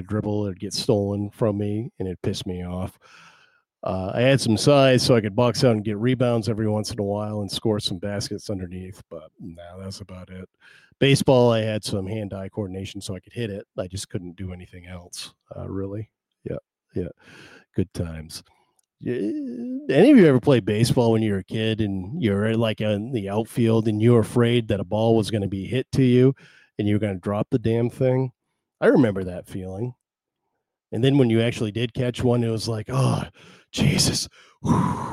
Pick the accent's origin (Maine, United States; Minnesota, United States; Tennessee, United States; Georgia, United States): Maine, United States; Belfast; also born or lived in Waldo, Maine; I'm from Maine. Belfast, Maine. I live in, and I grew up in this area. I did move away for a while, then I moved back.